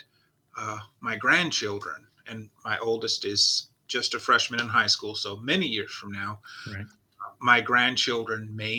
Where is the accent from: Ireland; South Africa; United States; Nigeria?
Nigeria; moved away; I did grow up in Nigeria